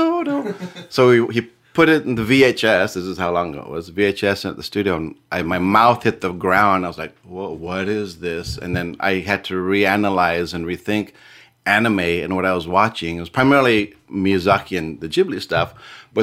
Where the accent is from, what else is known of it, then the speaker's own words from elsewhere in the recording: San Diego, California, United States; born and raised in San Diego